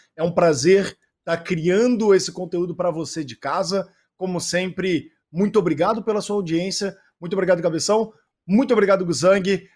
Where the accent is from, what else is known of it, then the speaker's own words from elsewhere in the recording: Rio de Janeiro, Brazil; moved away as an adult; now in São Paulo, Brazil; Eu, na verdade, eu sou carioca, me mudei para São Paulo faz dois anos aqui